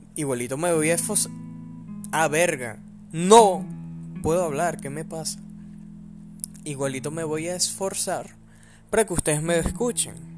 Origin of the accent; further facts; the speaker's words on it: Venezuela; soy venezolano